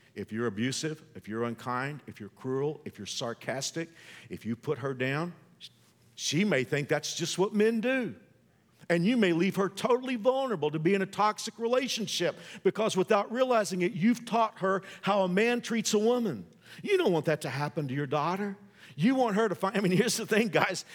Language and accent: English; the South, United States; I know I'm old school and I'm from the South.